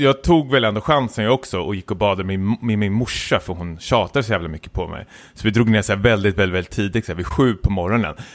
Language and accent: Swedish; Stockholm, Stockholm County, Sweden; jag är stockholmare